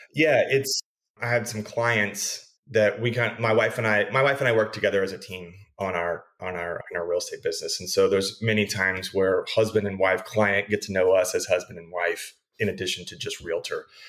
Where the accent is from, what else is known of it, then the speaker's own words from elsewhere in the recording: Abilene, Texas, United States; also born or lived in Riverside, California / Dallas Fort Worth area; now in El Paso, United States; I grew up in Abilene, Texas, so about 150 miles west of TCU down the interstate